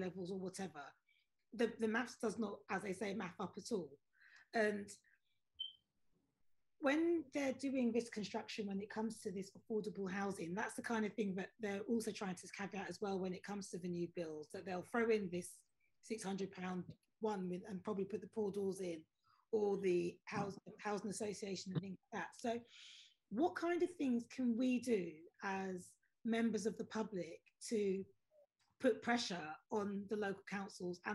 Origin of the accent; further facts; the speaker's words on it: London, United Kingdom; I live in the borough that I was pretty much born in. I live in Brent.